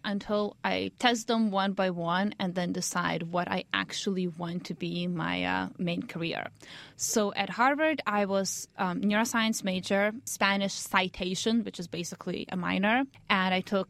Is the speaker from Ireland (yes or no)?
no; Lithuania; now in United States; Basically, in Lithuania, I knew I wanted to do some sort of medicine or science.